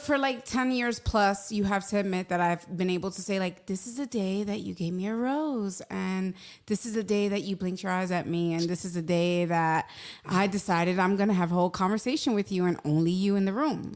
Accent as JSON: {"language": "English", "town": "New York City", "region": "New York", "country": "United States", "tie": "born or raised there", "moved": "yes", "said": "I am born and raised in New York City, Hell's Kitchen, New York, three blocks from Times Square"}